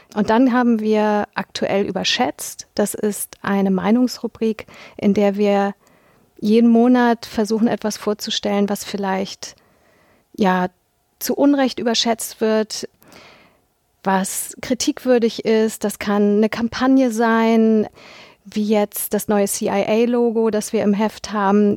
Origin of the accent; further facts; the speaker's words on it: Hamburg, Germany; bin 1976 geboren in Hamburg